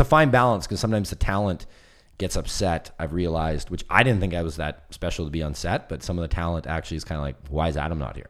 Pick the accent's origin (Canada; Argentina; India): Canada; West Coast; I'm from the West Coast